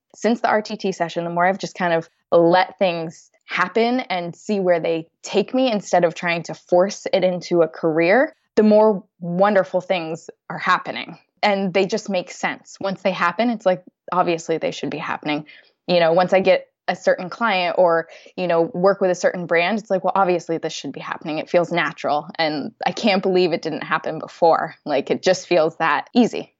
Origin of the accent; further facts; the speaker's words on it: United States; moved away as an adult; now in London, United Kingdom; I'm an American expat living in London